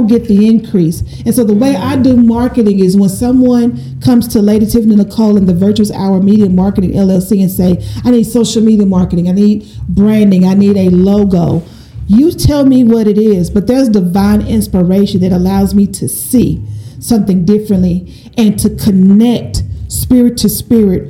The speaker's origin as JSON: {"language": "English", "town": "Shreveport", "region": "Louisiana", "country": "United States", "tie": "born or raised there", "said": "I was born and raised in Shreveport, Louisiana. I'm a little country girl."}